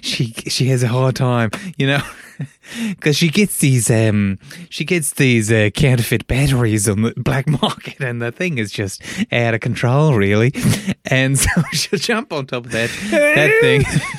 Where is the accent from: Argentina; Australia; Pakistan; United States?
Australia; Auckland, not Auckland, New Zealand, of course, because we're Australian.